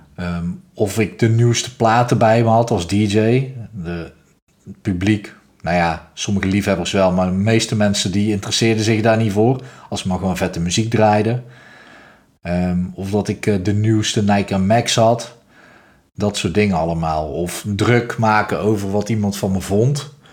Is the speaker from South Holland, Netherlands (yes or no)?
no; North Brabant, Netherlands; zoals je hoort, ik kom uit Brabant